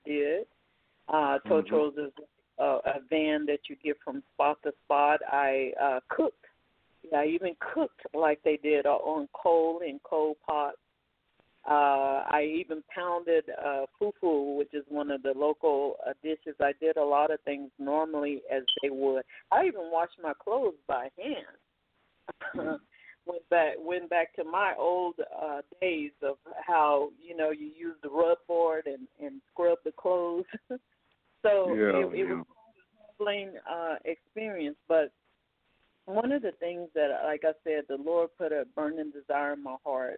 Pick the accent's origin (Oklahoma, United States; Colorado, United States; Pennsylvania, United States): Oklahoma, United States; moved away; also born or lived in Texas; I lived in Texas as well. I started out in urban Texas, but I grew up in Oklahoma.